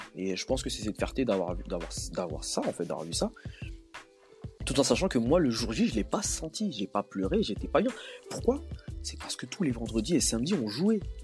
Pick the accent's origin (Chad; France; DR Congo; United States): DR Congo; en tant que Congolais